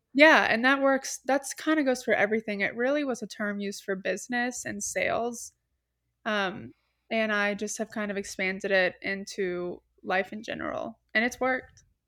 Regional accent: Atlanta, Georgia, United States; moved away as an adult; also born or lived in Columbia, South Carolina; now in Charleston, United States; I am from Atlanta, Georgia

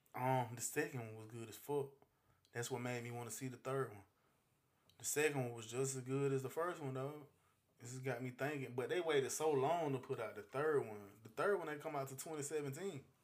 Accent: United States; moved away; I'm originally from Carolina

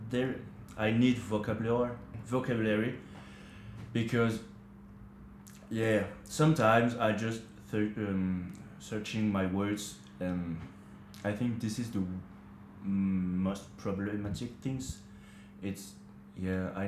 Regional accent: France; English is a second language; moved away as an adult; now in New Zealand; I started learning English uh, at school, but the problem with um, learning English in France, it's the teacher in France are not English people

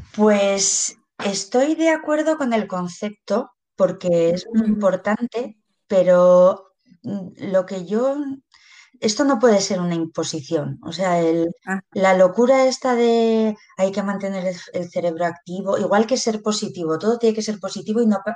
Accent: Pamplona, Navarre, Spain; soy de Pamplona

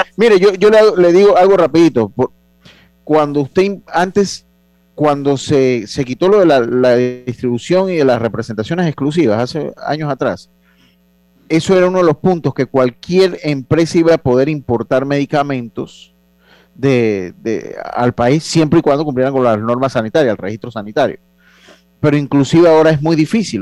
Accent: Panama; nosotros como panameños

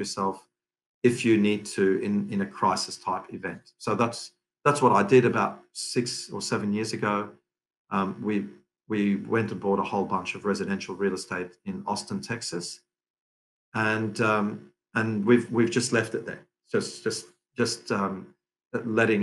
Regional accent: Lebanon; we're Lebanese family. I was born in Lebanon.

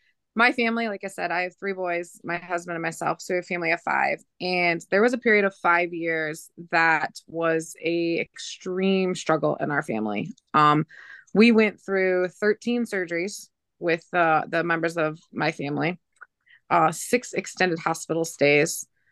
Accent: Michigan, United States; now in Lansing, United States; I'm originally from over by between Flint and Saginaw, Michigan. But I live now south of Lansing for work.

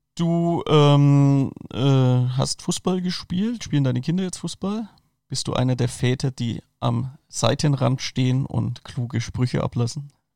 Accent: Franconia, Bavaria, Germany; ich bin aus Franken

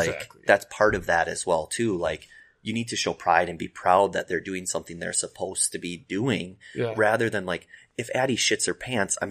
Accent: Wapakoneta, Ohio, United States; I'm from Wapaka.

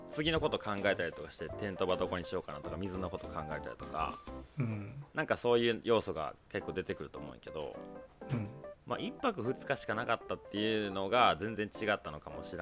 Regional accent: Kansai, Japan; まあ僕含めていた3人が関西出身っていうのもあったから、

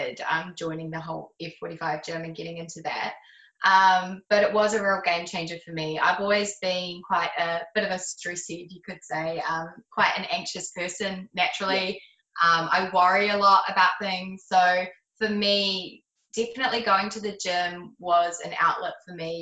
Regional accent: Christchurch, Canterbury, New Zealand; moved away as an adult; also born or lived in Melbourne, Australia; I'm from Christchurch

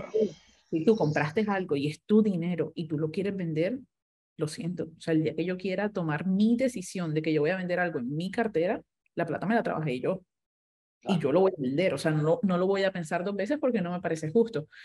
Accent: Colombia; Yo como colombiana, no voy a utilizar el otro idioma que tengo

